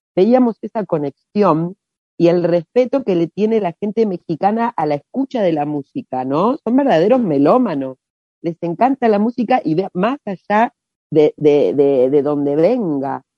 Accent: Rosario, Santa Fe, Argentina; nosotros somos de Rosario

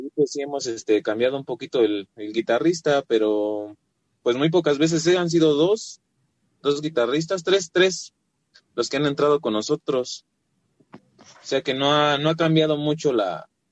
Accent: Ecatepec, State of Mexico, Mexico; Somos de Catepec, Estado de México

